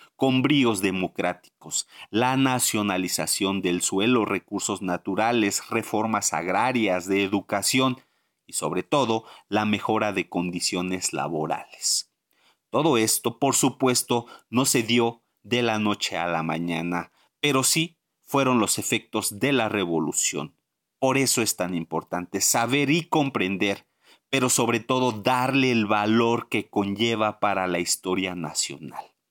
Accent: Mexico; como mexicanos

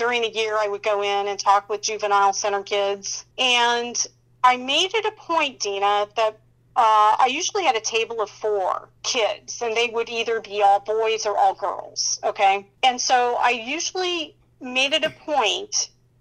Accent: Indianapolis, Indiana, United States; my hometown is Indianapolis, Indiana

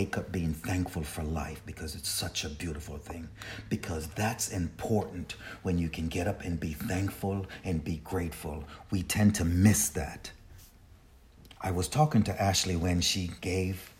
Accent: Jamaica; I'm a Jamaican, and I was born in Jamaica, and my aunt raised me

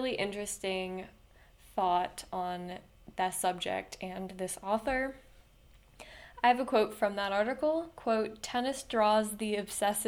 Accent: Tucson, Arizona, United States; University of Arizona, cough, my hometown

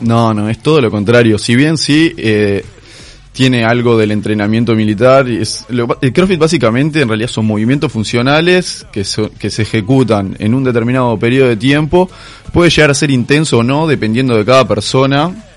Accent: Uruguay

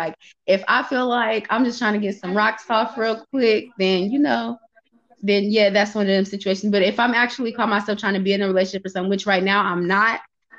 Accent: Oakland, California, United States; I'm from the Bay Area. I'm from Oakland, California, actually, to be exact.

